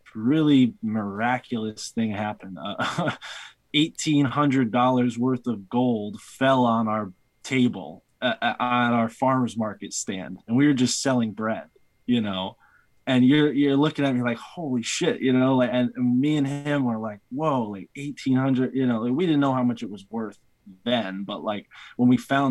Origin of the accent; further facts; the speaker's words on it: East Coast, United States; accent: East Coast; my East Coast accent